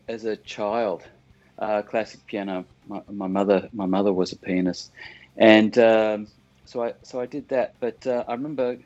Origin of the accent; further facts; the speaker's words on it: Australia; I grew up in Australia